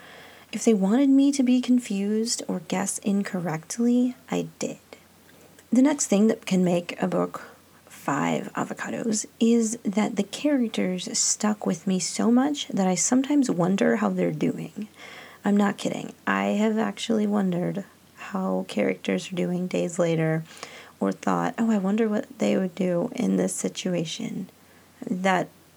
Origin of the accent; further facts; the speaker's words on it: California, United States; now in Illinois, United States; I'm from California. My great-grandparents were from Mexico.